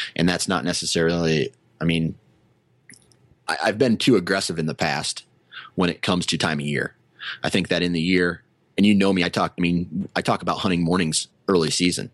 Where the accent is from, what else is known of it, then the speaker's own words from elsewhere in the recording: Iowa, United States; I was born in Iowa and this is where I happen to live